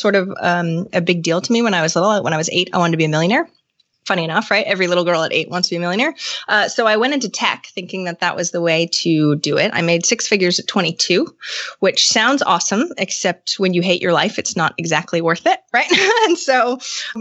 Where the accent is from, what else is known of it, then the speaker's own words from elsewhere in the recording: Maine, United States; moved away as an adult; I'm from Maine, but I moved back to Maine from getting a degree in computers and working in tech.